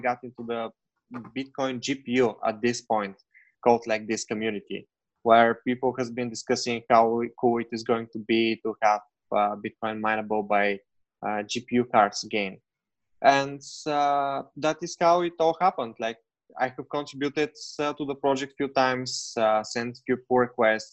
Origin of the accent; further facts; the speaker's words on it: Bulgaria; moved away; I'm originally from Bulgaria, and actually right now I'm in Bulgaria.